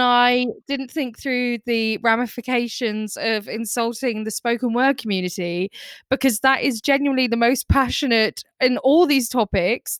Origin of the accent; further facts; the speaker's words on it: United Kingdom; we're British.